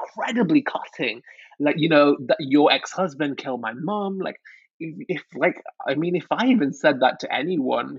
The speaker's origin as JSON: {"language": "English", "town": "Manchester", "region": "North West England", "country": "United Kingdom", "said": "I'm from Manchester"}